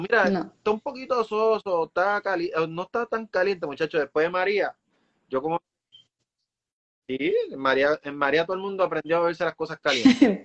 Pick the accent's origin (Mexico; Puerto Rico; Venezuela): Puerto Rico; Como puertorriqueños